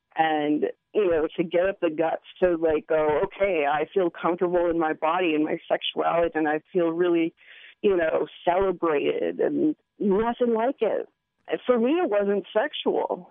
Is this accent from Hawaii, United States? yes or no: yes; Hawaii, United States; moved away as an adult; now in Eugene, United States; I'm born and raised in Hawaii. Um, left there when I was about 27, and I live in Eugene now